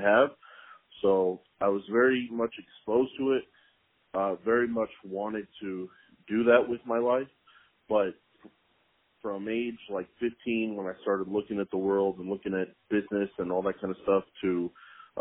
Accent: Tulsa, Oklahoma, United States; moved away as an adult; also born or lived in Stillwater, Oklahoma; now in Oklahoma City, United States; I am from Tulsa, Oklahoma, and in my 30 years of life, I've ventured all the way to Oklahoma City, Oklahoma. So that's where I live now.

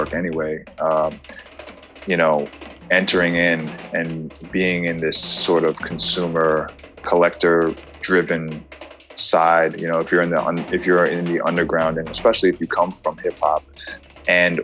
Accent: New York City, New York, United States; also born or lived in Jackson Heights, Queens; I'm from Manhattan originally, East Side

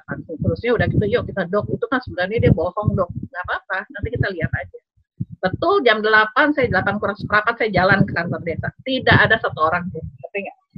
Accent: Bandung, West Java, Indonesia; moved away as an adult; also born or lived in East Nusa Tenggara / Netherlands; ayah saya orang Sumatera Barat, ibu saya dari Jawa, Jawa Tengah dan Jawa Timur. Ya, kemudian eh, kami tinggal di Bandung, jadi kita belajar bahasa Sunda

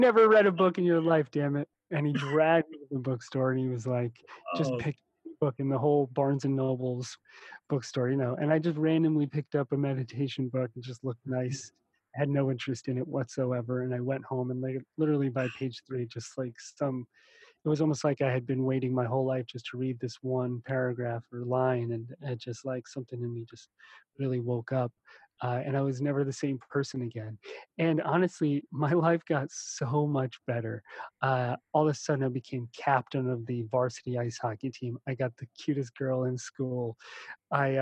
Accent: United States; also born or lived in New Jersey / New York / Russia; now in Hawaii, United States; when I was little growing up in New York and then New Jersey, you know, we were definitely poor. My family came over from Russia

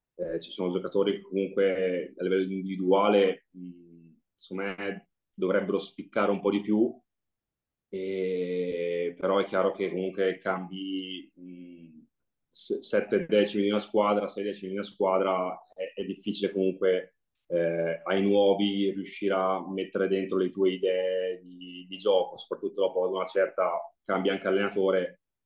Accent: Forlì, Emilia-Romagna, Italy; giornale che era delle mie parti di Forlì

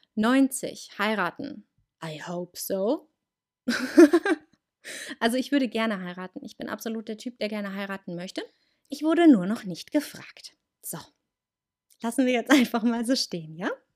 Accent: Munich, Bavaria, Germany; Bei uns ist ja hier in Bayern Fasching. Und da habe ich das schon gemacht. Ähm, bei uns in München

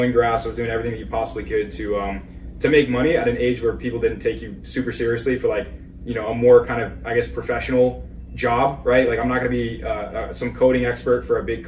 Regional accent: Bergen County, North New Jersey, United States; We grew up in North New Jersey, so right across from New York City

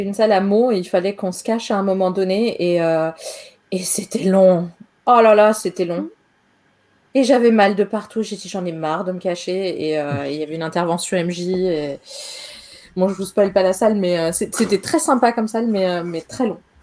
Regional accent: Austria; moved away; also born or lived in Paris, France; en Autriche où j'ai grandi

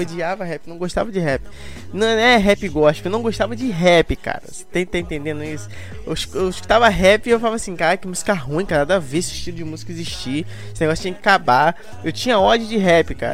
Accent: Rio de Janeiro, Brazil; Eu sou do Rio de Janeiro, Brás de Pina, né? Zona Norte do Rio de Janeiro

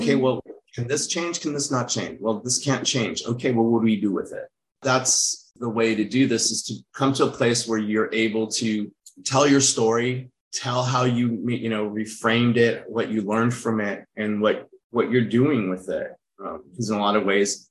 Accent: United States; also born or lived in France; I grew up in America, but also lived in a very Latin environment. And I also lived in France

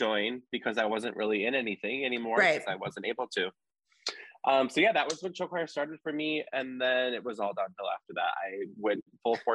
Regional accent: Wisconsin, United States; moved away as an adult; now in Des Moines, United States; I grew up in Pullman, Wisconsin.

